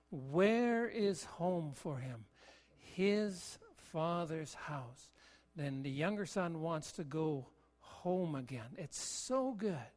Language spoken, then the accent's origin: English; Ontario, Canada; also born or lived in Kentville, Nova Scotia / British Columbia; I, I was born in Nova Scotia, in Kentville, so my birthplace, but I've only been back once and that's not home for me. In, in the years of growing up, my father was a pastor, and, and we lived in Ontario in a couple of places, Barrie and Listowel.